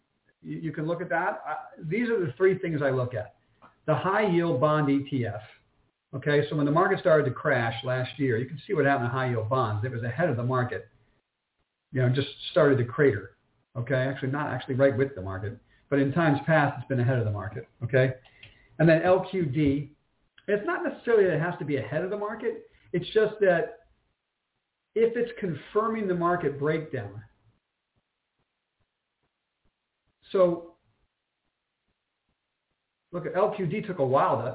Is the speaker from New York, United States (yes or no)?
yes; New York City, New York, United States; moved away; I'm born and bred in New York, lived in New York for 14 years